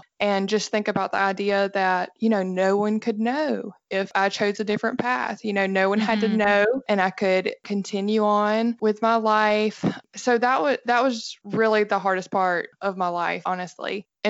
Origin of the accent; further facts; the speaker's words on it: Alabama, United States; That's right. And you can probably tell by my accent.